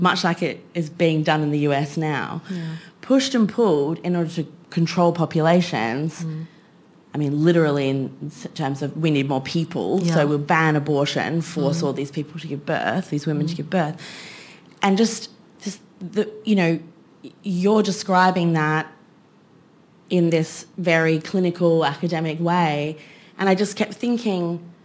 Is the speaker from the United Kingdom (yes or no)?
no; Queensland, Australia; I grew up in Queensland